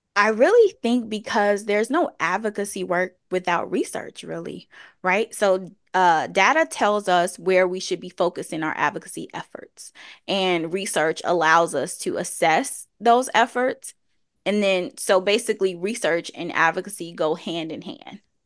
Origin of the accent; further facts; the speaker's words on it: Chicago, Illinois, United States; I was, uh, born and raised on the South Side of Chicago